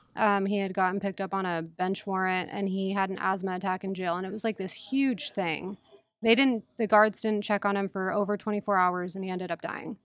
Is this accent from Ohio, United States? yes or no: no; San Diego, California, United States; born or raised there; moved away as an adult; also born or lived in Mendota, Illinois